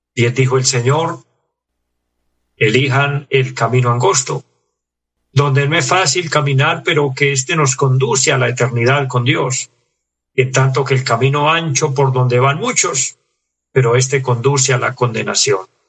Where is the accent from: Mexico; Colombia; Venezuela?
Colombia